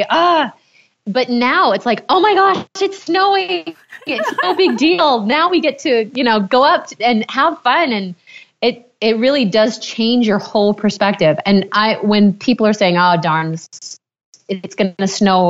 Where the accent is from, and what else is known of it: Maine, United States; born or raised there